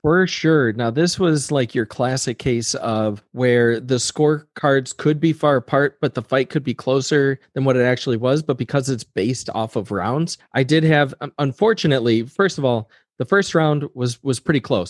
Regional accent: United States; I'm an American

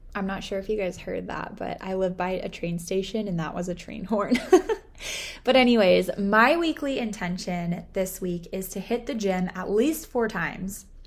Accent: Southern California, United States; I was born and raised in Southern California

